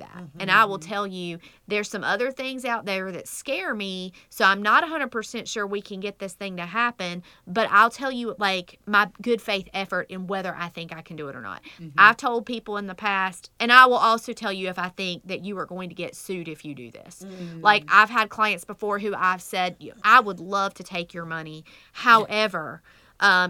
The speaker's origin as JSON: {"language": "English", "country": "United States", "accent": "country", "said": "my country accent, I was raised in the middle of that burn nowhere"}